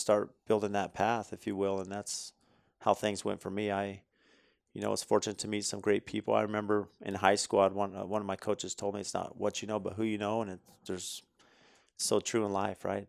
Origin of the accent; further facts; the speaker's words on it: California, United States; growing up in California